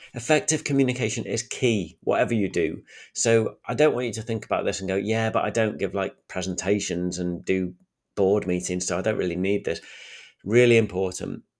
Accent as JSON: {"language": "English", "town": "Sheffield", "region": "Yorkshire and the Humber", "country": "United Kingdom", "accent": "thick Sheffield", "said": "I'm from Sheffield, and I think I'm probably sound northern"}